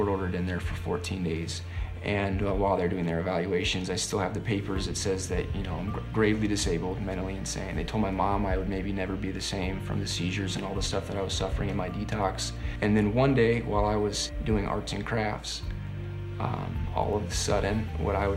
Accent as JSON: {"language": "English", "area": "Bay Area", "region": "California", "country": "United States", "moved": "as an adult", "lives_now": "Minnesota, United States", "said": "I'm from Bay Area, California. Moved out to Minnesota in 2015"}